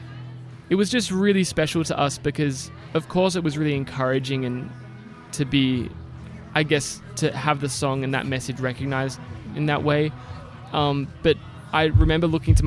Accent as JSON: {"language": "English", "country": "Australia", "moved": "as an adult", "lives_now": "United States", "said": "I'm from Australia. I hope you can still tell with my accent."}